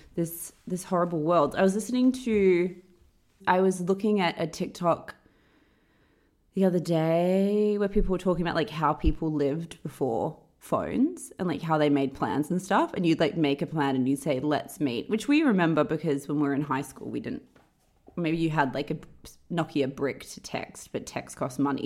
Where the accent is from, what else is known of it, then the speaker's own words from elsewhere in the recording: Perth, Western Australia, Australia; moved away; when I think about growing up in Perth, we we would go to the beach after school